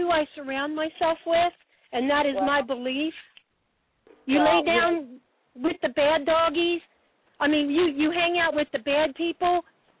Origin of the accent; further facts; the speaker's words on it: Baltimore, Maryland, United States; I'm Baltimore, Maryland.